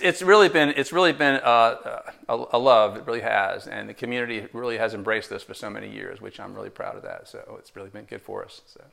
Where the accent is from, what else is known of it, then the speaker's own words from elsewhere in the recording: New Jersey, United States; moved away as an adult; now in Tarboro, United States; I'm originally from New Jersey